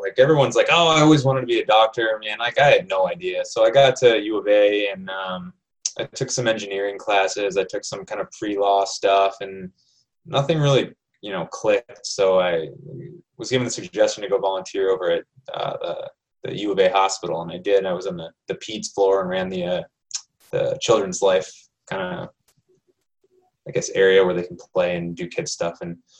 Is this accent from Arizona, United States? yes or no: yes; Phoenix, Arizona, United States; No, I'm from Phoenix.